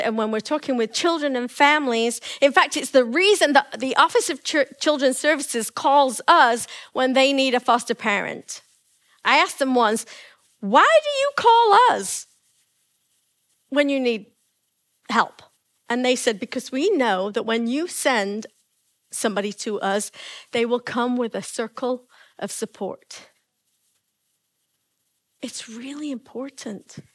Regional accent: England, United Kingdom; moved away; I come from England.

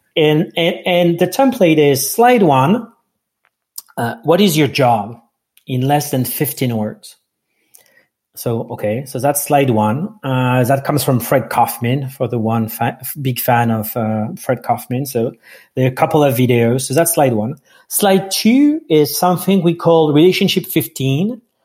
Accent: France; English is a second language; moved away; I'm from France, so English is not my first language.

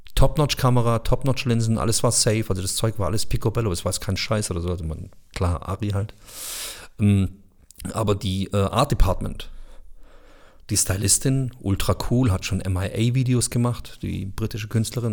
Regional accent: Bosnia & Herzegovina; Ich bin selber Bosnier

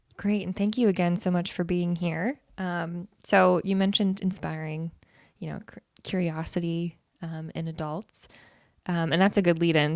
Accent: Iowa, United States; I've lived in Iowa my whole life

